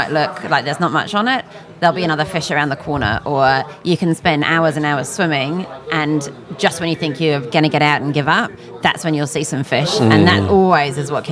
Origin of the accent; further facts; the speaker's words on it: just south of London, South East England, United Kingdom; moved away; I grew up in England, just south of London